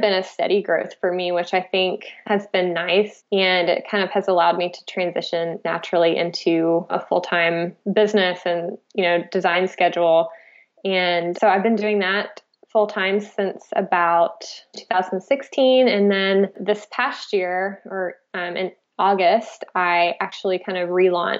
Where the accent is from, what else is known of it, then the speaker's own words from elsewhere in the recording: Florida, United States; moved away as an adult; now in Oregon, United States; I'm originally from Florida